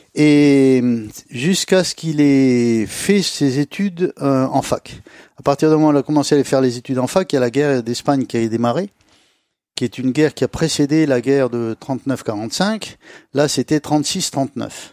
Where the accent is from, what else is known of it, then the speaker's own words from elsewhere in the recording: Jerada, Oriental, Morocco; on a atterri à Girada